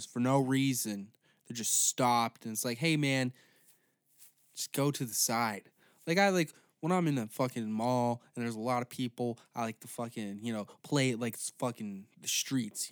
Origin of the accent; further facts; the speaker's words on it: Canada; I'm also Canadian